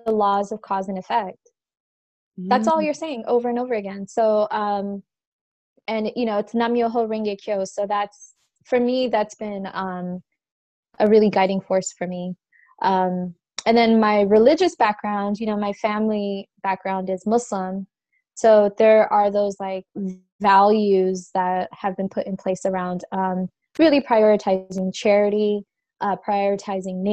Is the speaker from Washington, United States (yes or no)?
no; Orange County, California, United States; also born or lived in refugee camp in Somalia / San Diego; I grew up in Orange County